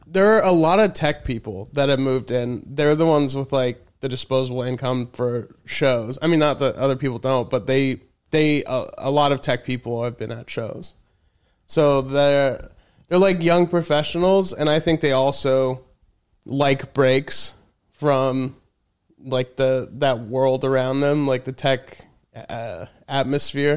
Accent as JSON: {"language": "English", "region": "Colorado", "country": "United States", "tie": "born or raised there", "also_born_or_lived": "Chicago / Los Angeles / New York", "moved": "as an adult", "lives_now": "Austin, United States", "said": "I mainly grew up in Colorado"}